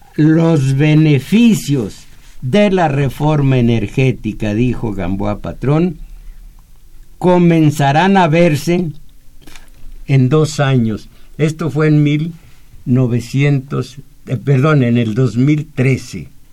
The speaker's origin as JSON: {"language": "Spanish", "country": "Mexico", "tie": "born or raised there", "said": "yo nací en México"}